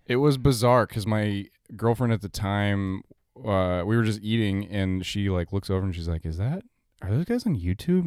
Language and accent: English; Denver, Colorado, United States; I'm from Denver